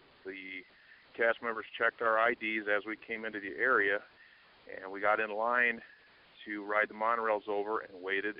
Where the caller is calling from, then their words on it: Lansing, Michigan, United States; calling from snowy Lansing, Michigan.